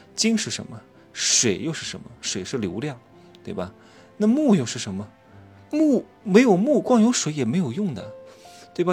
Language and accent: Chinese; Wuhu, Anhui, China; now in Chengdu, China; 明天就回成都了，我老家是芜湖的